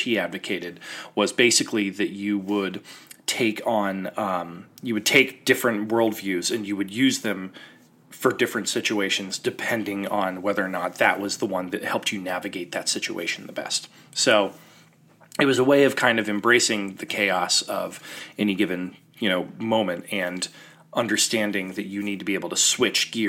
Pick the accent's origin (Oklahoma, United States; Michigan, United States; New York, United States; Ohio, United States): Ohio, United States; my home state in Ohio